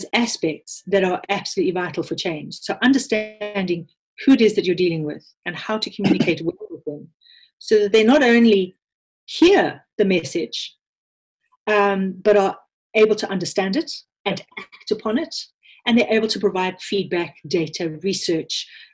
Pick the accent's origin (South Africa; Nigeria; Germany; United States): South Africa; accent: South African; moved away; You can probably hear from my accent that I'm South African born, although I am a British citizen through my parents